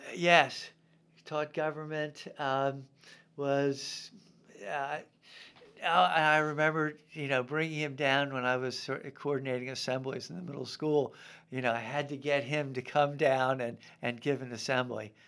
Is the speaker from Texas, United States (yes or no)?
no; Baltimore, Maryland, United States; moved away as an adult; also born or lived in Vermont / Memphis / Washington; born in Baltimore, um, and went to Gilman.